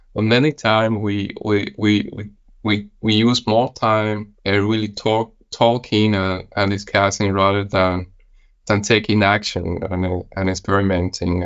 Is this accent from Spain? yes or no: yes; Spain; moved away as an adult; also born or lived in Copenhagen, Denmark; now in Billund, Denmark; I'm originally from Spain